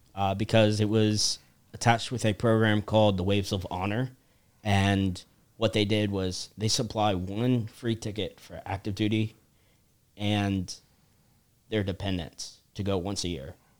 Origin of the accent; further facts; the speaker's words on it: Charleston, South Carolina, United States; I'm from Charleston, South Carolina